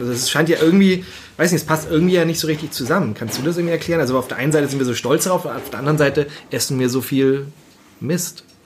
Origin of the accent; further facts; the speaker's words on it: Northern Germany, Germany; ich bin Norddeutscher